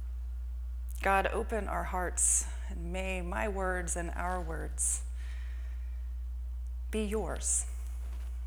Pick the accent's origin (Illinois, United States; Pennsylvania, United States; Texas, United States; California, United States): Texas, United States; also born or lived in Florida; now in San Francisco, United States; I'm from Texas